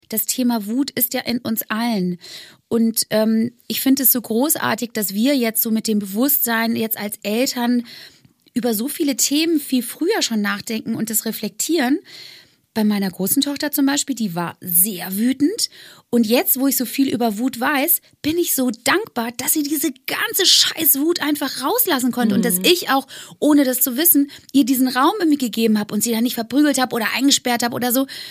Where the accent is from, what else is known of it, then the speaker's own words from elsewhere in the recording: Bonn, North Rhine-Westphalia, Germany; moved away; aufs Friedrich-Ebert-Gymnasium in Bonn, wo ich aufgewachsen bin, gegangen